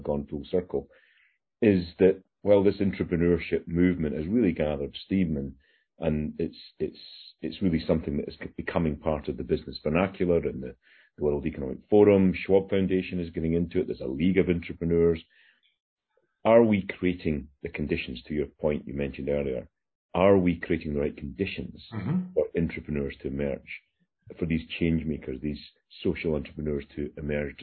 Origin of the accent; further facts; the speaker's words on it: Isle of Bute, Scotland, United Kingdom; moved away; I'm on the Isle of Bute, where I grew up in Scotland at the moment